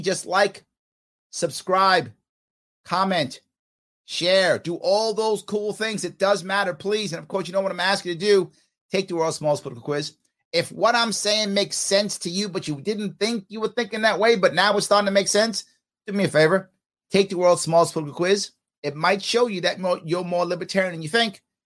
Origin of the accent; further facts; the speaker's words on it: United States; I'm American